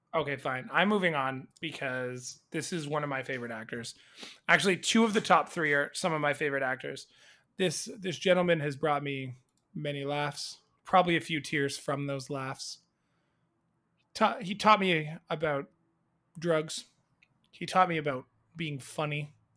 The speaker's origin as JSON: {"language": "English", "country": "Canada", "said": "we are very proud to be Canadian"}